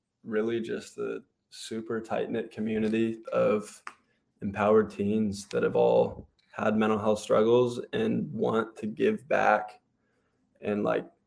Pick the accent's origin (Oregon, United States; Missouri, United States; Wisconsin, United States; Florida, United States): Oregon, United States; I'm from Oregon